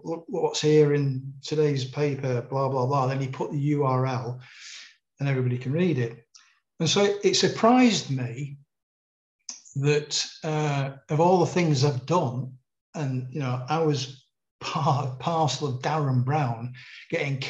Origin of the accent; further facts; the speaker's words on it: Manchester, North West England, United Kingdom; moved away; also born or lived in Sheffield; I was a crime reporter growing up in Manchester